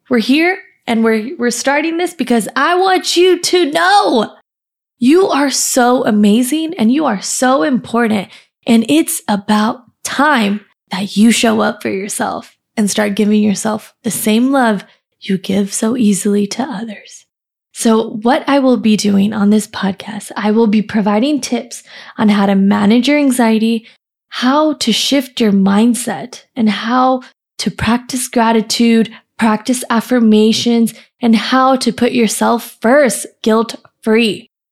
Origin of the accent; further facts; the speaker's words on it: California, United States; moved away as an adult; also born or lived in India; now in Austin, United States; I grew up in California and lived there for about twenty-five years